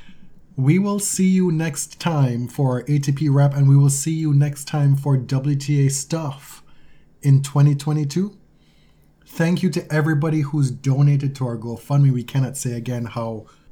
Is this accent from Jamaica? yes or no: yes; Jamaica; I am Jamaican